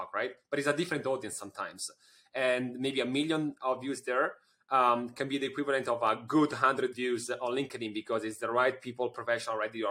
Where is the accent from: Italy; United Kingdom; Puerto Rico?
Italy; you're talking with an Italian